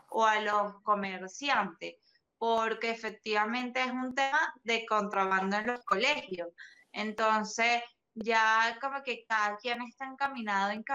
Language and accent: Spanish; Venezuela; yo creo que ya pasamos la página hace rato porque estamos claros de que eh, en mi país no sería un eslogan gubernamental el tema de los menores. Inclusive, hubo casos donde la Organización Nacional Antidrogas, la ONA de Venezuela